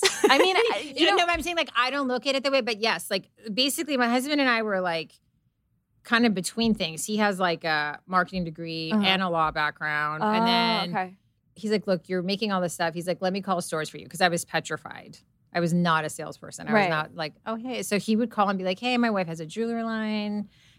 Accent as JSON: {"language": "English", "country": "Serbia", "tie": "born or raised there", "second_language": "English", "said": "so I grew up in Serbia around grandmothers and my mom that were constantly like knitting, sewing, like crocheting."}